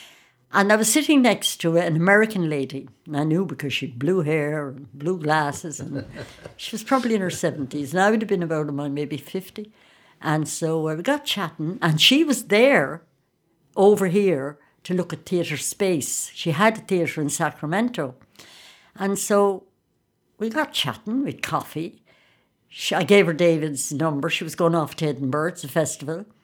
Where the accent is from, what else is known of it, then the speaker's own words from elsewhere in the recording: County Sligo, Ireland; I'm from Sligo